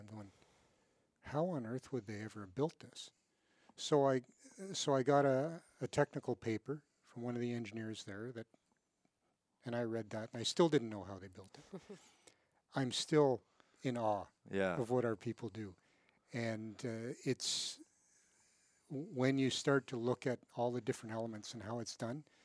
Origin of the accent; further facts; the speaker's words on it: Kingston, Ontario, Canada; And I grew up in Kingston. So I said, in Kingston, Ontario.